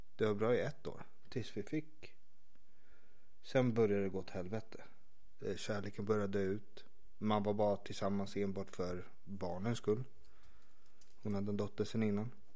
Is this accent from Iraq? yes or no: no; Stockholm, Stockholm County, Sweden; also born or lived in Vårberg / Vällingby; Jag växte upp i Skarpnäck